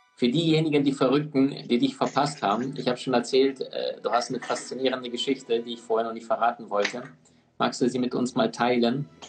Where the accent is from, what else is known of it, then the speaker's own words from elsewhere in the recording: Omsk, Omsk Oblast, Russia; moved away; ich in Sibirien geboren bin